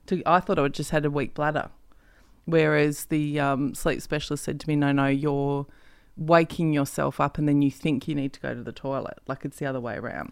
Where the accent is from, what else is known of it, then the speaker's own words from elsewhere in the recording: Perth, Western Australia, Australia; moved away; I'm actually from Perth